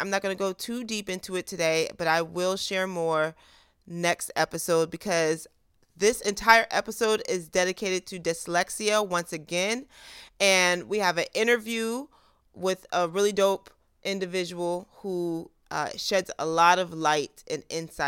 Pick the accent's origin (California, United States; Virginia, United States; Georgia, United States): Virginia, United States; I'm from the DMV too, but I'm from Virginia.